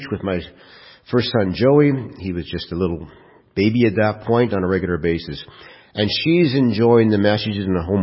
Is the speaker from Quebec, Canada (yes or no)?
no; Kirkland Lake, Ontario, Canada; I was raised in Kirkland Lake